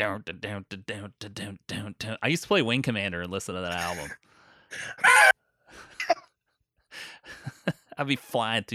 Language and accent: English; North Augusta, South Carolina, United States; I grew up in North Augusta, but repping Augusta.